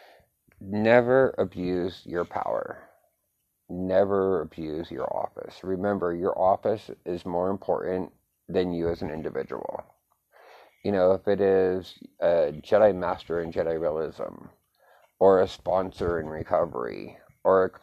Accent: United States; as an American

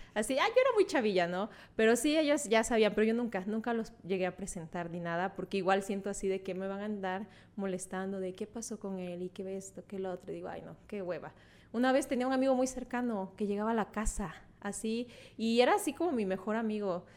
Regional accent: Veracruz, Mexico; moved away; fui a, mi pueblo, a Veracruz porque acompañé a mi abuelita

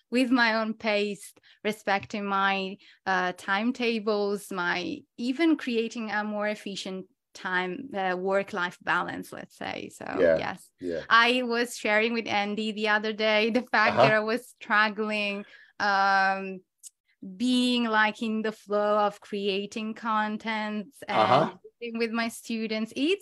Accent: Italy; English is a second language; I'm from Italy

